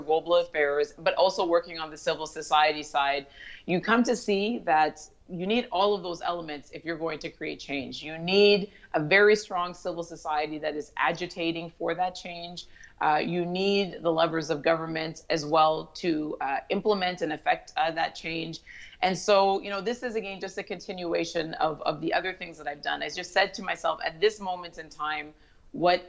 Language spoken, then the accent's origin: English; Toronto, Ontario, Canada; also born or lived in Ottawa; I was born and raised in Toronto